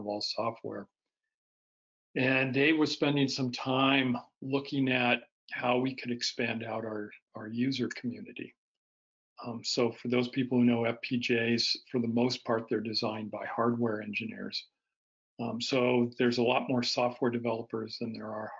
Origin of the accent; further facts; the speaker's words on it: Bay Area, California, United States; I grew up in the Bay Area of California